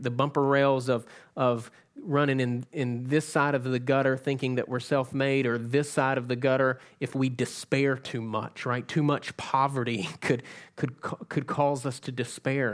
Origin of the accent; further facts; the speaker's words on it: South Georgia, United States; moved away; I'm from South Georgia